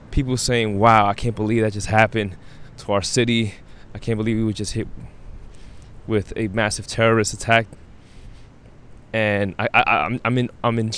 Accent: East Coast, United States; Because I was born and raised in the East Coast, I learned about East Coast music.

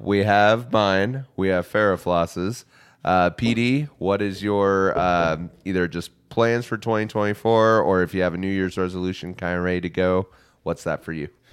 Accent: United States; as an American

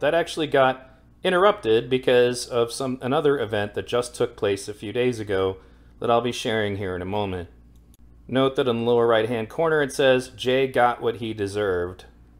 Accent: Ireland; I'm Irish. I support a unified Ireland.

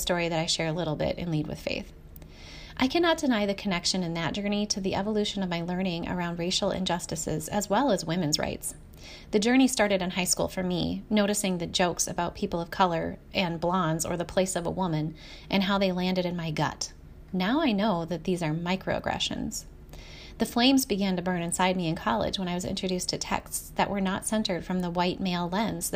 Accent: Minnesota, United States; my home state of Minnesota

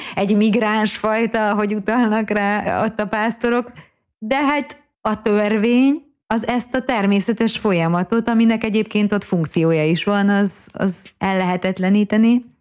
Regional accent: Hungary; én magyarként

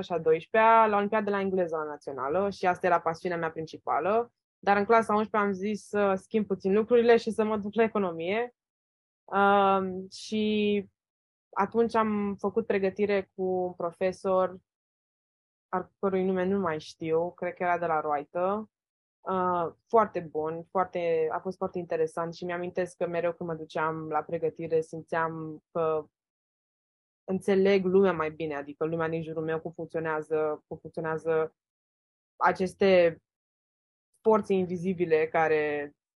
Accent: Romania; moved away as an adult; now in United States; sunt din România

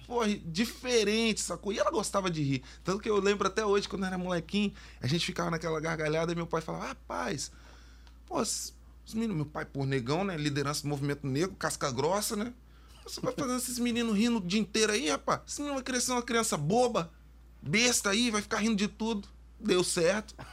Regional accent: Vitória, Espírito Santo, Brazil; eu estudei numa escola que era dentro da UFES

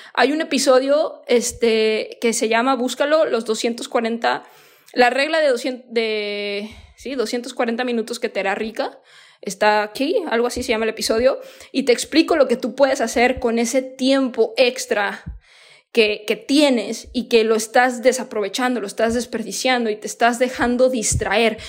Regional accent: Mexico; moved away as an adult; also born or lived in United States; yo soy mexicana

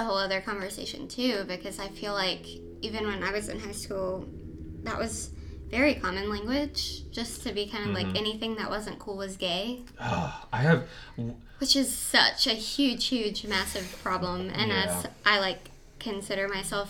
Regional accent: the Bible Belt, United States; even though we grew up in the Bible Belt

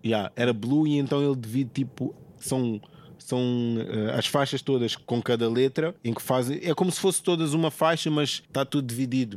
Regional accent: Portugal; eu sou português

